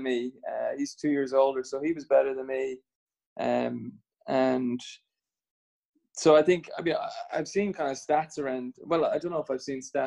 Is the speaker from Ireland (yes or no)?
yes; Swords, Leinster, Ireland; I grew up in Swords